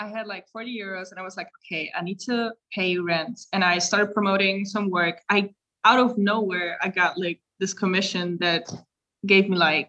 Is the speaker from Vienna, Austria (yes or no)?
no; Salzburg, Austria; English is a second language; as you know, we're from Salzburg, so there's a very certain scene, if you may say so.